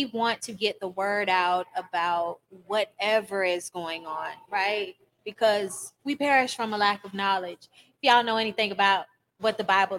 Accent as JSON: {"language": "English", "town": "Fort Myers", "region": "Florida", "country": "United States", "tie": "born or raised there", "also_born_or_lived": "China / Atlanta, Georgia", "moved": "as an adult", "said": "this is my hometown, Fort Myers, Florida"}